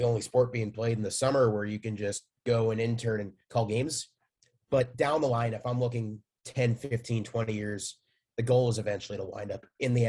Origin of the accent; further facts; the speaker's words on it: New York metropolitan area in New Jersey, United States; moved away as an adult; now in Missouri, United States; I grew up in the New York metropolitan area in New Jersey. I am currently a senior at the University of Missouri.